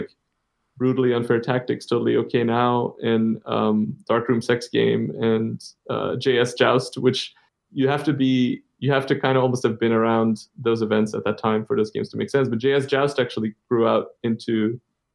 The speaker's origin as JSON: {"language": "English", "town": "Antwerp", "region": "Flanders", "country": "Belgium", "tie": "born or raised there", "also_born_or_lived": "Copenhagen, Denmark", "moved": "yes", "lives_now": "Iceland", "said": "in my hometown in Antwerp"}